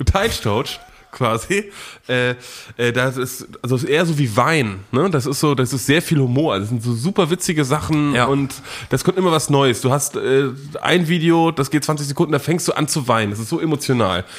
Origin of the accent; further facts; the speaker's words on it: Dithmarschen district, Schleswig-Holstein, Germany; moved away; da, wo ich herkomme, aus äh, Norddeutschland, aus dem schönen Landkreis Dithmarschen